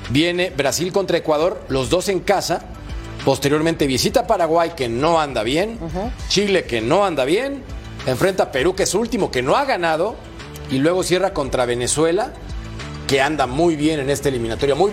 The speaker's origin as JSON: {"language": "Spanish", "country": "Mexico", "said": "como yo soy mexicano"}